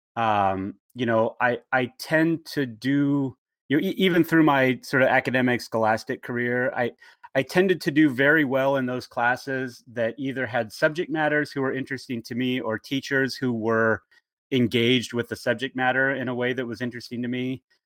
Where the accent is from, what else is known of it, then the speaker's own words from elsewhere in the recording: Bakersfield, California, United States; now in Portland, United States; I grew up in um, the town of Bakersfield, California